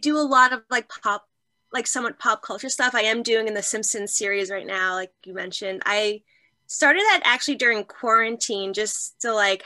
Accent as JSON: {"language": "English", "town": "New York City", "region": "New York", "country": "United States", "tie": "born or raised there", "said": "I grew up in Marine Park, Brooklyn"}